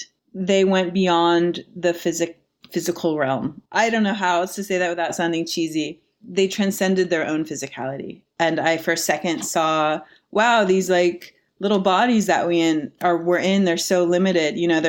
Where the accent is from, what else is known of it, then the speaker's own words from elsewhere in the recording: Midwest, United States; moved away as an adult; now in New York, United States; I grew up in the Midwest, so New York was this very like big exotic place for me.